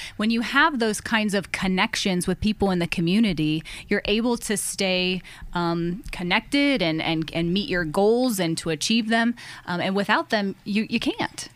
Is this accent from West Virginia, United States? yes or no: no; Erie, Pennsylvania, United States; I was born and raised in Erie, Pennsylvania